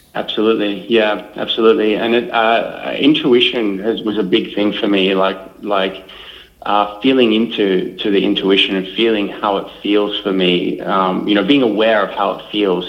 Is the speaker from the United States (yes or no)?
no; Melbourne, Victoria, Australia; I was born and bred in Melbourne, right in the heart of Melbourne.